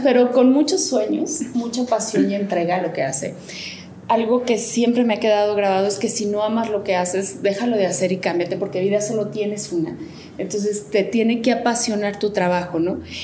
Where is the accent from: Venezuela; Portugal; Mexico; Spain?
Mexico; Aguascalientes; moved away as an adult; now in Mexico City, Mexico; Yo soy originaria de Aguascalientes